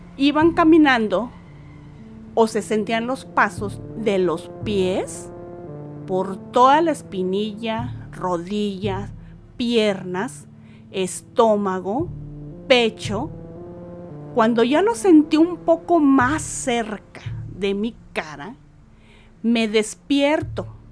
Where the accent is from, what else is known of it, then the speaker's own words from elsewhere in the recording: Saltillo, Coahuila, Mexico; soy de Saltillo, Coahuila